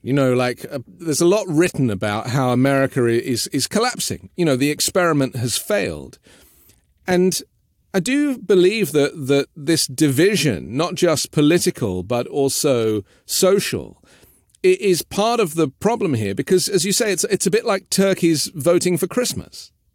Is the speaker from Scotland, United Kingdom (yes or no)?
no; London, United Kingdom; I grew up in London